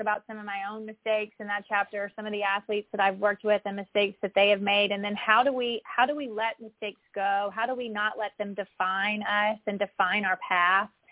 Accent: Mississippi, United States; moved away; growing up in Mississippi

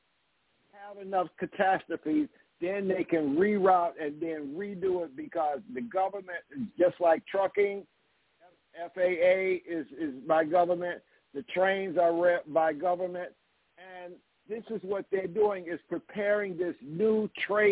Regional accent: Aberdeen, Mississippi, United States; I was born right outside of Amory in Aberdeen

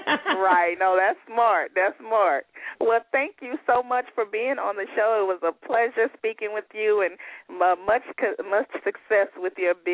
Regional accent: Baton Rouge, Louisiana, United States; Well, I'm excited to hear you doing things in Baton Rouge. You know, that's my hometown.

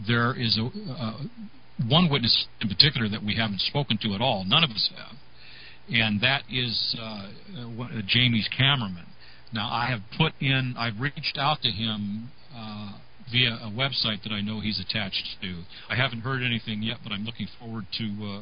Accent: Northern California, United States; I'm from Northern California

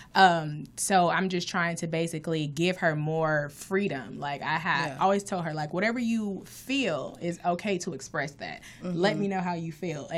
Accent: Inglewood, California, United States; I'm originally from Inglewood, California

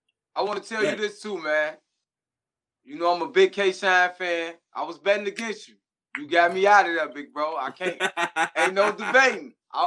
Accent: Chicago, Illinois, United States; you know I'm from Chicago, chill out

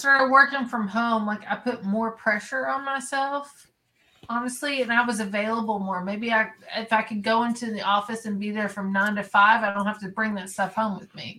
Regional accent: Kentucky, United States; he heard my accent and he's like, where are you from? And I'm like, Kentucky

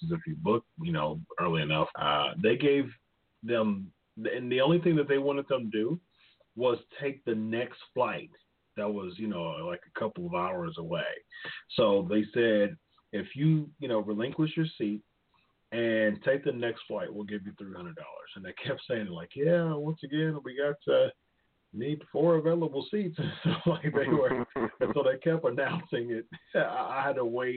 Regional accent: Ohio, United States; It was in my home state as well

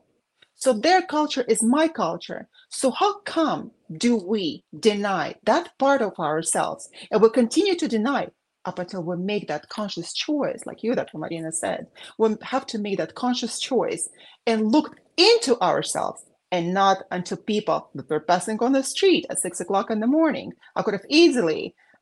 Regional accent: Baku, Azerbaijan; moved away; the war going on when I was growing up in Azerbaijan

